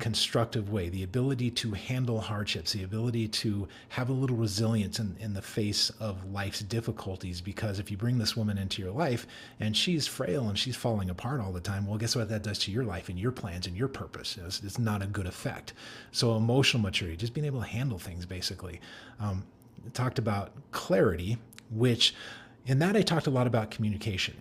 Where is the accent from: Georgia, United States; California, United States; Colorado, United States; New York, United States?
Colorado, United States; Denver; I grew up in Denver